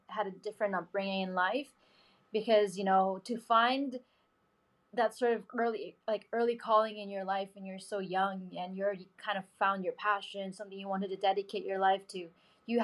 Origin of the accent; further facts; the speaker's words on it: Philippines; I came from the Philippines, not a country known for motorsport